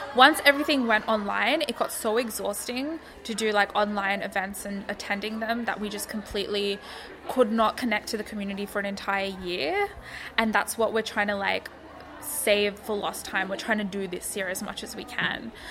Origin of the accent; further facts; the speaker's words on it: Australia; I'm not black, I'm Bengali Australian